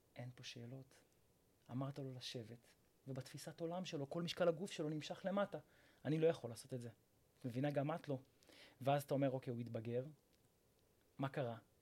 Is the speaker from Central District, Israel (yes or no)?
yes; Rishon LeZion, Central District, Israel; אני מראשון לציון, ואני בן 34